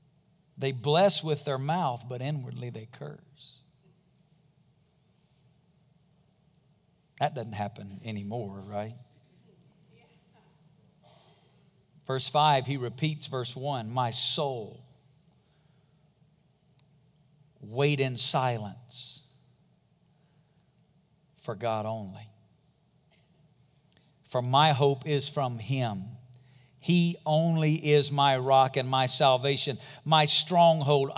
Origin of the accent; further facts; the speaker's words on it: Madison, Alabama, United States; moved away; Up until the time I was 5 or 6 years old, we lived in a little community called Madison, Alabama, a little rural farming community. I'm from Alabama.